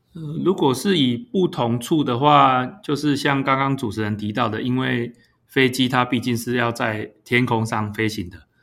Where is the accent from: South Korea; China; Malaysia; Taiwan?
Taiwan; Pingtung County; 我本身是屏东人，我们都在屏东住了很久